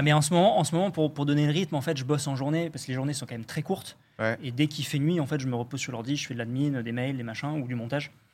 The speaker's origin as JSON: {"language": "French", "area": "Dordogne", "region": "Nouvelle-Aquitaine", "country": "France", "tie": "born or raised there", "moved": "yes", "said": "je suis de Dordogne à la base, donc j'ai grandi là-bas, donc vraiment la Dordogne rurale pour le coup"}